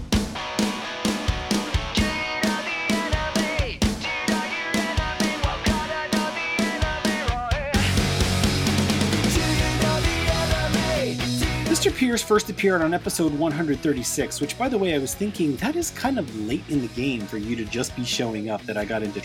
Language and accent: English; Toronto, Ontario, Canada; here in my hometown of Toronto